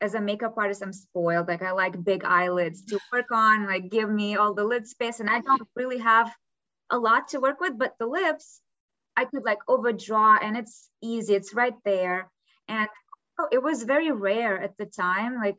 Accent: Kyiv, Ukraine; English is a second language; moved away as an adult; now in Los Angeles, United States; I grew up in Kiev

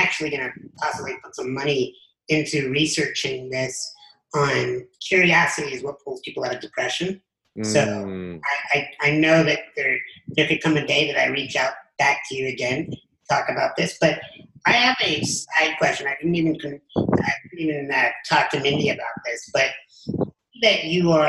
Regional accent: Chicago, Illinois, United States; We grew up in Chicago

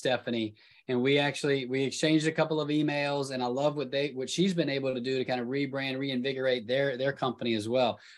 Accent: the South, United States; I'm from the South

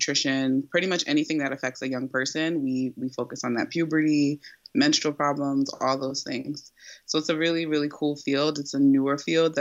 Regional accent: New Jersey, United States; I was born and raised in Jersey, so I'm a Jersey girl

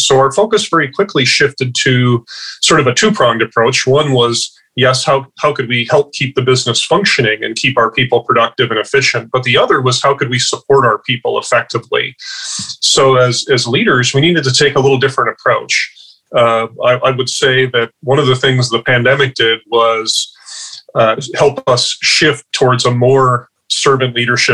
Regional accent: Midwest, United States; now in Washington, United States; From the Midwest originally, I'm now out in Washington

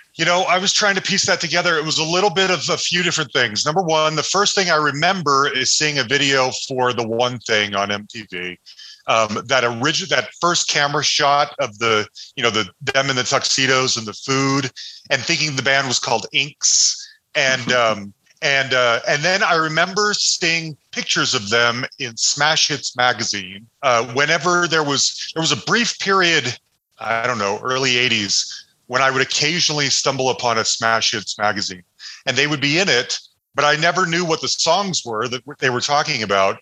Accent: Salt Lake City, Utah, United States; Growing up in Salt Lake City

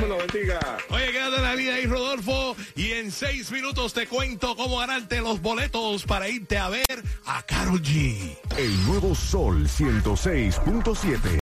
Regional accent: Venezuela; moved away; en mi país soy locutor, soy de Venezuela

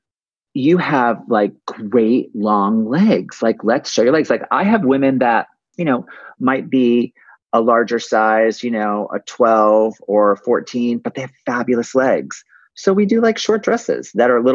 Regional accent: West Hartford, Connecticut, United States; born or raised there

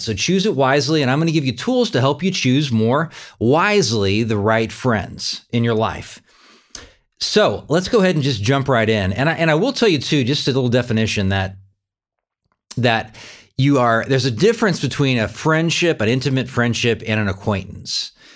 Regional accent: California, United States; now in Wichita, United States; But I grew up in California. I'm Californian

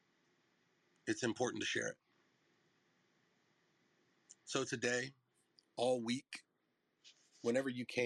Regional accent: North Carolina, United States; moved away; I'm from North Carolina

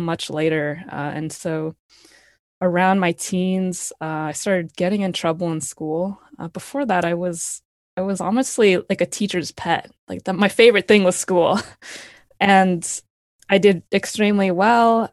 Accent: Palo Alto, California, United States; I grew up in Palo Alto, California, uh, right next to Stanford

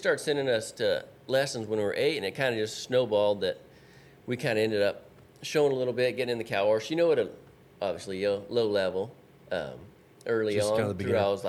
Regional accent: California, United States

